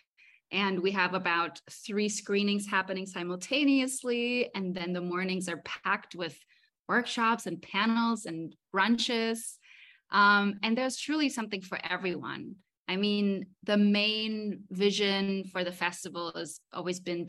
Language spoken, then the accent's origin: English; Mallorca, Balearic Islands, Spain; moved away as an adult; also born or lived in Berlin; now in Los Angeles, United States; I was born in Berlin, but I grew up in Mallorca, so it's my home.